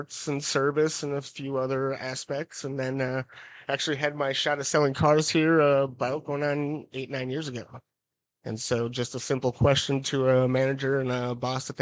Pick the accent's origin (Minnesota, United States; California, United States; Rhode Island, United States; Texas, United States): Minnesota, United States; St. Paul; now in Menomonie, United States; I grew up in St. Paul